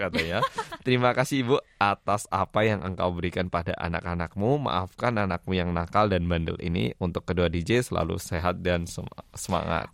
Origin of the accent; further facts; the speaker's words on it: Daegu, South Korea; kampung halamanku Daegu